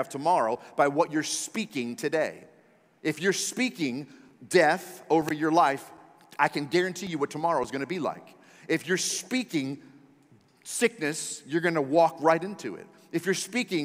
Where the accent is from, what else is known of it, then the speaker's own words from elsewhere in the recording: Maryland area, United States; moved away; I'm from the Maryland area, right side of Washington, D.C.